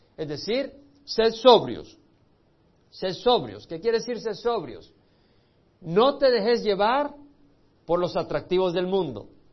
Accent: El Salvador; moved away; Yo tuve que salir del Salvador por la guerra civil

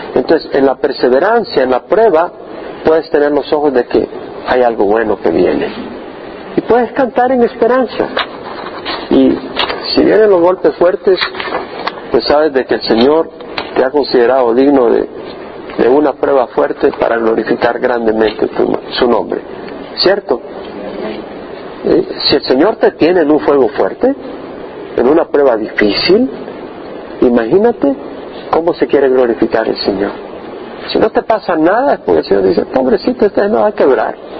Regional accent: El Salvador; moved away as an adult; 30 años en El Salvador y nunca, nunca oí el Evangelio allá. Le doy gracias a Dios por mi pueblo

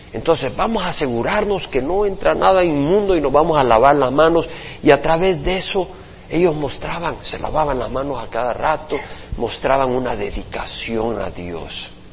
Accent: El Salvador; yo también soy salvadoreño

